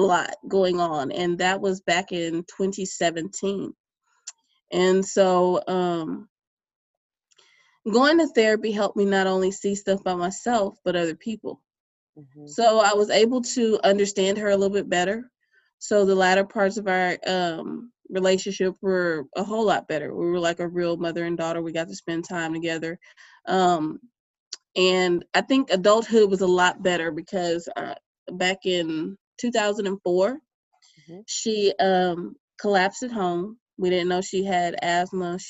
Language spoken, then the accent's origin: English; Bay City, Texas, United States; also born or lived in Pearland, Texas; my hometown of Bay City, Texas